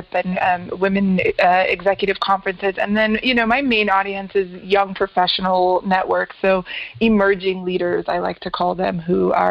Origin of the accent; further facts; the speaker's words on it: Colorado Springs, Colorado, United States; So I was born and raised in Colorado Springs, Colorado. So I am a Colorado native